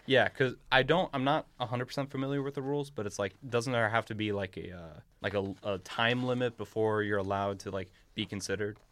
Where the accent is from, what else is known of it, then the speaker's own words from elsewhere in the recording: United States; as an American